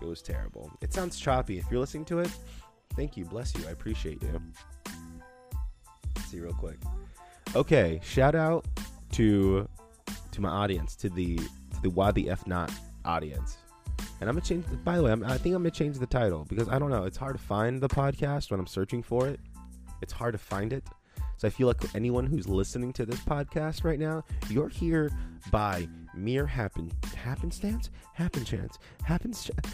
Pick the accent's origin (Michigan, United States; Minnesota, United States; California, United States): California, United States; the Valley; accent: Valley; my horrible Valley accent